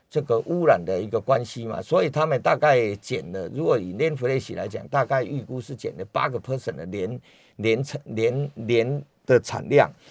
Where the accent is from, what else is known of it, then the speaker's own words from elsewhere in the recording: Taiwan; 我们台湾人最喜欢去日本看烟花